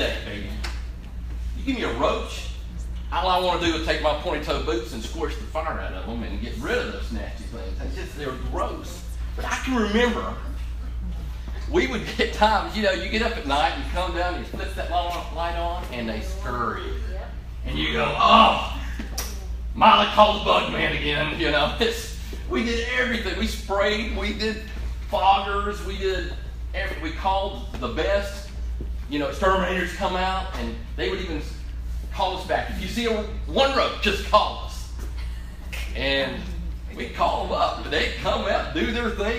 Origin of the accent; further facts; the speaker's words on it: Orlando, Florida, United States; moved away as an adult; now in Chattanooga, United States; I grew up in Orlando, Florida, and moved up here actually to go to Tennessee Temple University